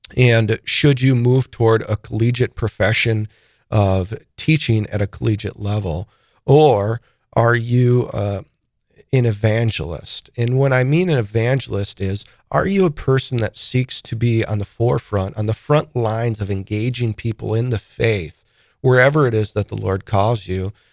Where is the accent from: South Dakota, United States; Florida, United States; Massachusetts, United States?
South Dakota, United States; Sioux Falls; born or raised there; also born or lived in Saint Paul